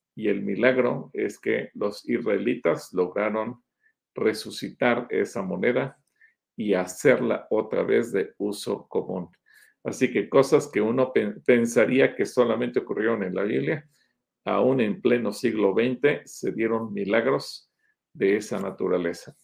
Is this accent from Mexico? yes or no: yes; Mexico; yo como mexicano no judío